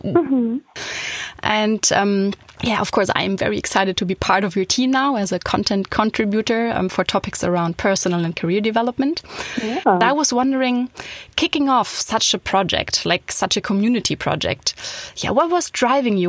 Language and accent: English; Hamburg, Germany; moved away as an adult; also born or lived in Berlin; now in Düsseldorf, Germany; I'm from Hamburg